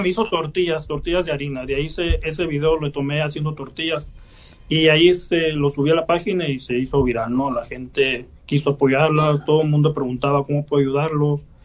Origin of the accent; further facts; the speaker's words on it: San Pedro de la Cueva, Sonora, Mexico; also born or lived in United States; los platillos de aquí de mi, de mi pueblo